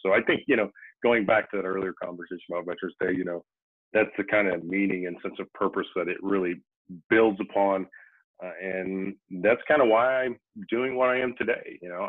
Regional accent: Midwest, United States; I'm from the Midwest, and I always say guys, but I mean everybody

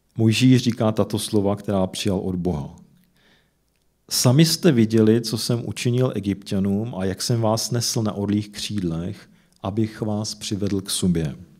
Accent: Czechia; jsem se narodil v České republice

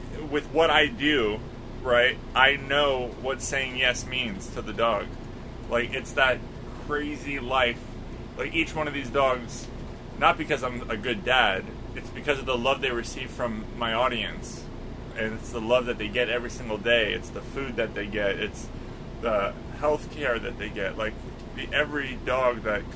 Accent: Florida, United States; also born or lived in Los Angeles, United States; now in Lake Tahoe, United States; I grew up in Florida

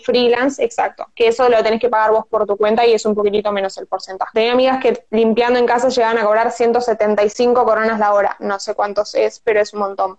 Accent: Tigre, Buenos Aires Province, Argentina; also born or lived in Copenhagen, Denmark; yo soy de Tigre y, bueno, tengo 25, ahora estoy trabajando de nuevo acá

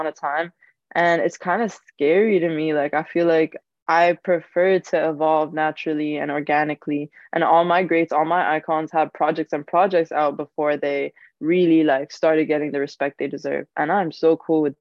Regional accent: Cairo, Cairo Governorate, Egypt; Cairo, especially, of course, because that's my hometown

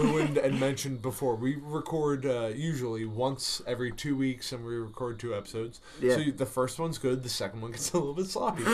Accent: southern New Jersey, United States; We're from southern New Jersey.

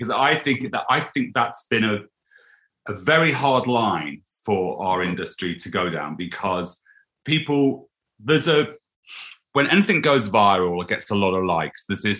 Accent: East Midlands, United Kingdom; The Lincolnshire fence. The Lincolnshire fence.

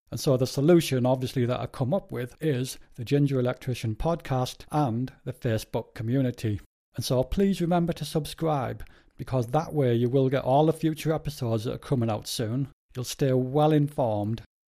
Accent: Spennymoor, North East England, United Kingdom; moved away as an adult; also born or lived in Darlington; now in Leeds, United Kingdom; I was born in Darlington, and I lived most of my life in Spennymoor, a little place in between Durham and Darlington.

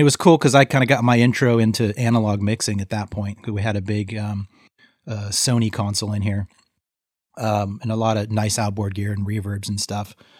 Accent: Modesto, California, United States; also born or lived in San Francisco; the Central Valley of, um, where I grew up in Modesto

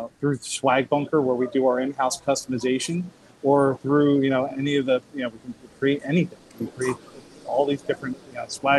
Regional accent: United States; moved away; So funny thing is, Mickey's from my hometown.

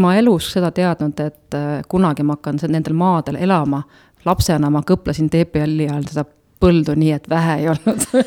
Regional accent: Nõuni, Valga County, Estonia; also born or lived in Tartu / Otepää; now in Päidla, Estonia; ma tegelikult olen äh, sündinud ja üles kasvanud äh, ikkagi Nõunis

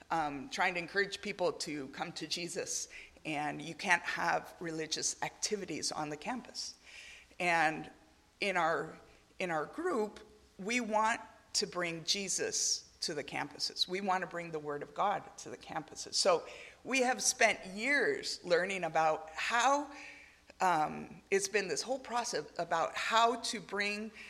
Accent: Argentina; now in Uruguay; I didn't, I didn't grow up in the United States, I grew up in Argentina, now serving in Uruguay.

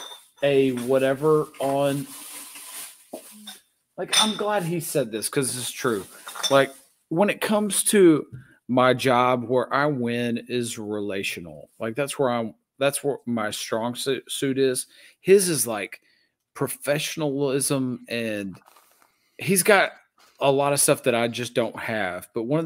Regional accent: Antioch, Tennessee, United States; I'm from Antioch, Tennessee.

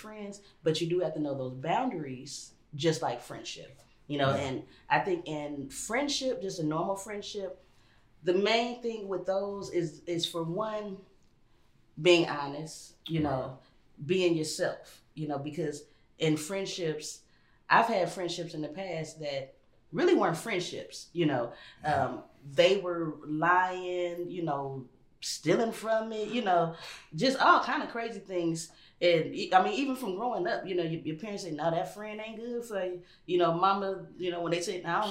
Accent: Los Angeles, California, United States; also born or lived in New York; we moved from New York to Los Angeles when I was 3.

